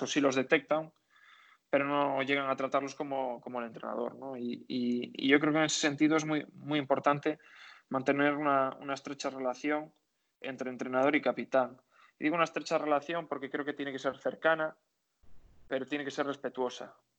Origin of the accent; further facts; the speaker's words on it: Galicia, Spain; único gallego que estaban en la plantilla